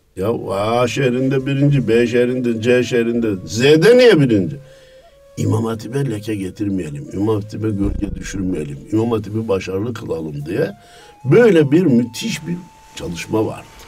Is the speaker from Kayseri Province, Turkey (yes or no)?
yes; Kayseri Province, Turkey; Kayseri'nin Erket nahiyesinde 1950'de dünyaya gelmişim. Herkes gibi ilkokulu kendi nahiyemde okudum.